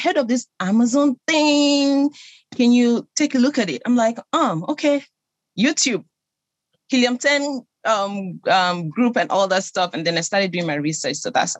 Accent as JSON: {"language": "English", "country": "Nigeria", "moved": "yes", "lives_now": "Las Vegas, United States", "said": "I'm originally from Nigeria. I live in Las Vegas."}